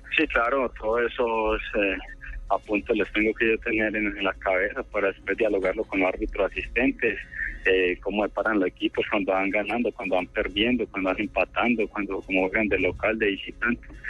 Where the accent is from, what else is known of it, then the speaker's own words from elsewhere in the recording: Remedios, Antioquia, Colombia; mi pueblo en Remedios